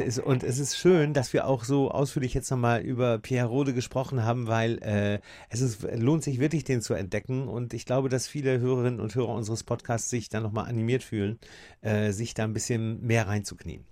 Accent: Osnabrück, Lower Saxony, Germany; ich bin aus Nabrücker

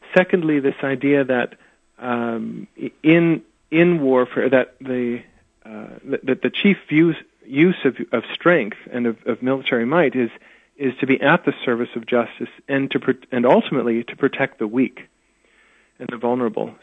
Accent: Saskatoon, Saskatchewan, Canada; also born or lived in England / United States; now in Edmonton, Canada; I grew up in Saskatoon, which is Saskatchewan

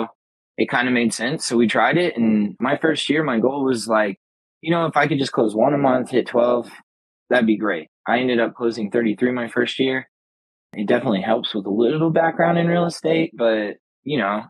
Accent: Colorado Springs, Colorado, United States; we use the term native in Colorado Springs, Colorado

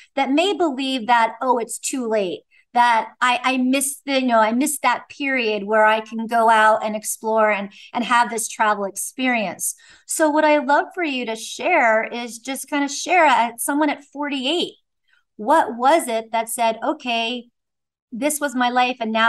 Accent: East Coast, United States; moved away as an adult; also born or lived in Bay Area, California; I was raised on the East Coast

